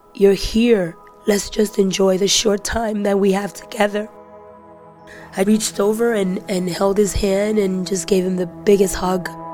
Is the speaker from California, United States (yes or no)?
no; New York City, New York, United States; I'm 42 years old. I grew up in the Bronx